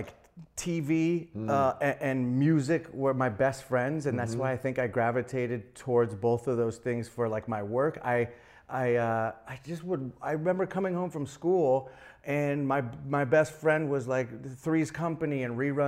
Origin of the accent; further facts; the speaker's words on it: San Francisco, California, United States; Grew up in San Francisco with hippie parents